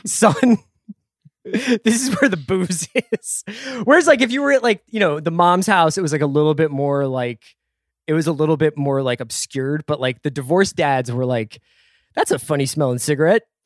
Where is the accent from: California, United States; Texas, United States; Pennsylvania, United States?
Pennsylvania, United States; Philadelphia; when we were growing up in Philly